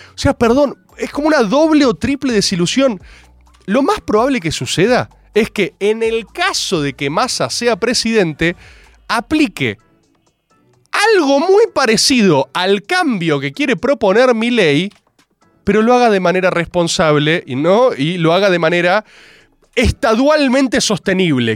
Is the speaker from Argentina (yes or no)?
yes; Argentina; Soy argentino